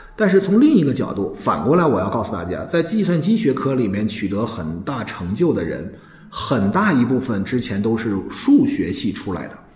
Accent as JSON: {"language": "Chinese", "country": "China", "said": "我们中国人"}